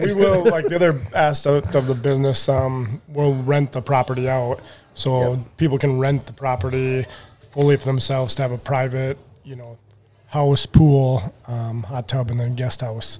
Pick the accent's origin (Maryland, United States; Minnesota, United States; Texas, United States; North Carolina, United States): Minnesota, United States; Pequot Lakes; I'm from Pequot Lakes, Labor High